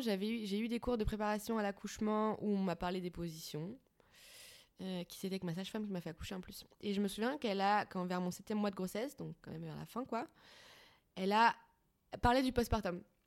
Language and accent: French; Paris, Île-de-France, France; je suis parisienne